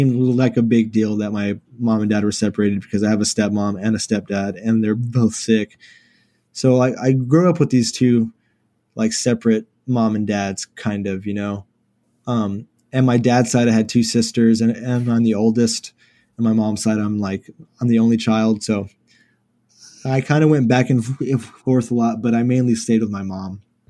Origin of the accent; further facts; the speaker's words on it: Houston, Texas, United States; So I grew up kind of in like the inner city, like maybe 10 minutes from downtown. As you could see the skyline from my house and stuff.